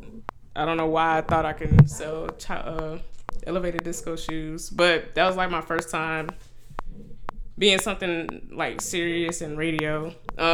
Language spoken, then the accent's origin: English; Houston, Texas, United States; now in Austin, United States; I'm originally from Houston, but I'm living out in ATX right now